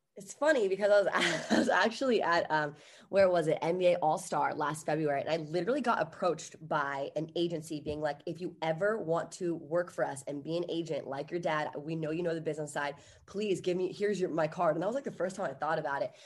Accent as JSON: {"language": "English", "region": "Virginia", "country": "United States", "moved": "yes", "lives_now": "Los Angeles, United States", "said": "I'm from Virginia originally"}